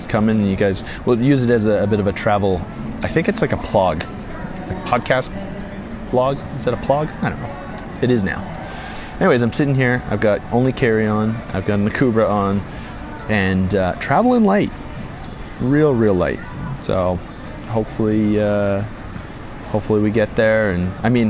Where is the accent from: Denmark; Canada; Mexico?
Canada; Calgary, Alberta; moved away as an adult; now in Hamilton, Canada; back in my hometown, or just east of the city, back in Calgary